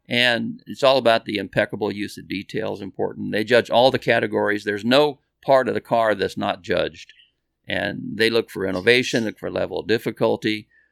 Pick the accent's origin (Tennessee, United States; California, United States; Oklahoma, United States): California, United States; Bakersfield; we're from Bakersfield